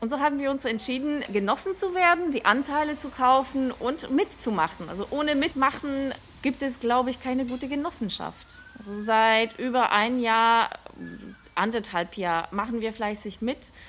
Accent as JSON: {"language": "German", "country": "Poland", "moved": "yes", "lives_now": "Germany", "said": "Ich komme aus Polen und ich kenne Wohnungsgenossenschaften eben aus meiner Heimat."}